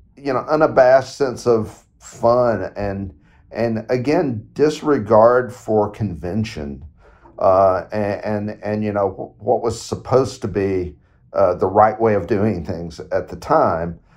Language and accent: English; Knoxville, Tennessee, United States; my hometown